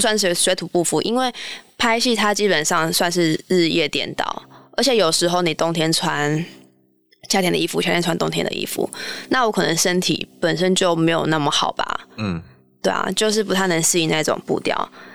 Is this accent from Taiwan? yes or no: yes; Pingtung, Pingtung County, Taiwan; moved away as an adult; also born or lived in Shanghai; 我从小就住在屏东市的，算是旁边吧，就是夜市之旅，就是从小在那个油烟啊，跟各种食物当中长大